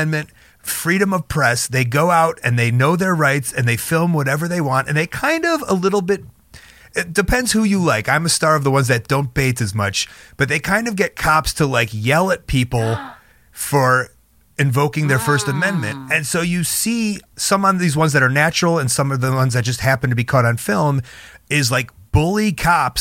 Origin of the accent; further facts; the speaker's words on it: Chicago, Illinois, United States; Chicago kid. I grew up in Chicago, the suburbs of Chicago